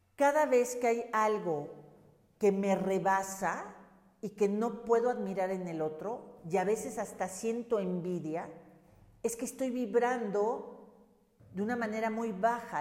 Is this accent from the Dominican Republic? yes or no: no; Mexico; hablo de México porque soy mexicana